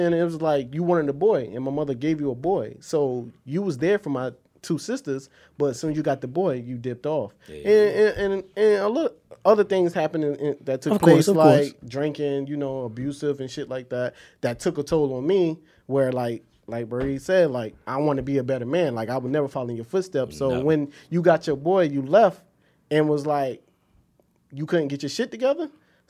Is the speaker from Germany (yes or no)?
no; South Carolina, United States; I'm from South Carolina, come from a military family. I was raised by my grandfather, so I call my grandfather dad.